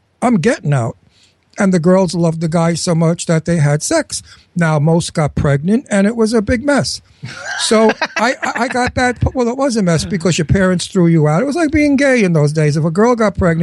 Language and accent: English; New York City, New York, United States; also born or lived in Brooklyn; I was born in Brooklyn, and I was raised in Astoria, Queens